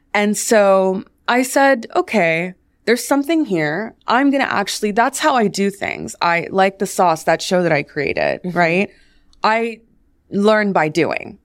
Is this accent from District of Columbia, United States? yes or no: yes; Washington, District of Columbia, United States; I grew up in Washington, D.C.